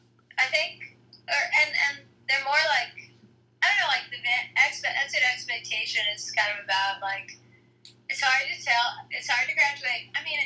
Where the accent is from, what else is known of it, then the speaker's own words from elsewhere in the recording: New York, United States; because I'm from New York